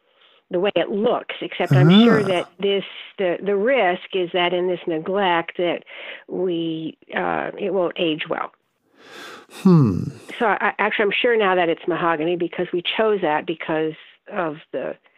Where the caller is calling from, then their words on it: Saratoga Springs, New York, United States; Saratoga Springs.